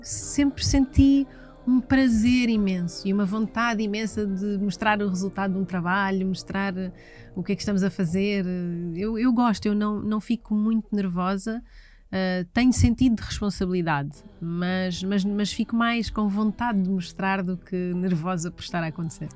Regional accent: Oeiras, Lisbon, Portugal; also born or lived in Carcavelos / Parede; eu nasci em Oeiras, na extinta maternidade de Oeiras, no dia 18 de janeiro de 1983.

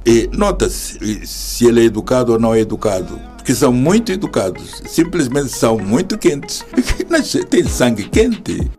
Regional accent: Maganja da Costa, Zambezia, Mozambique; moved away as an adult; now in Portugal; Sou da província da Zambésia, aquela que quem referenciava Vasco da Gama, que pisou conheceu a terra dos bons sinais e eu, eu nasci na Maganja da Costa, é assim que é, é a 5 km do mar e, portanto, habituado a, a, ver o mar, habituado à natureza e cresci assim

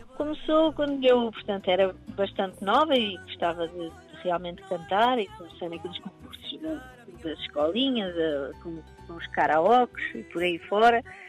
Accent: Cadaval, Lisbon, Portugal; now in Lisbon, Portugal; Cadaval, que é a minha terra

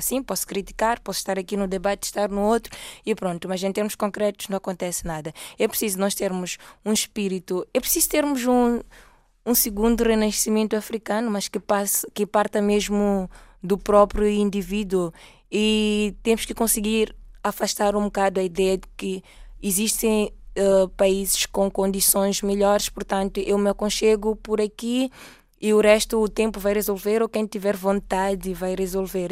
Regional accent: Mozambique; moved away as an adult; now in Portugal; eu sou moçambicana e estou cá por formação

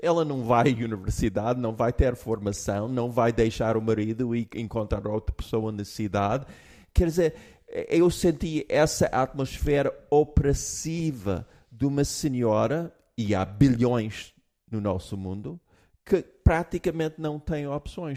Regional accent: United States; moved away; eu, como americano, eu tenho uma base americana

